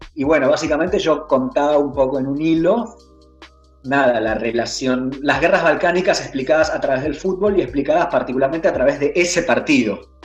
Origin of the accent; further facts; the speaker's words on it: Argentina; De Argentina.